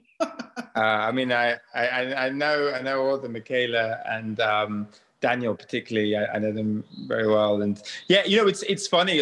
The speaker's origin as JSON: {"language": "English", "country": "Nigeria", "said": "I come from Nigeria, so many different ethnic groups and traditions, religions"}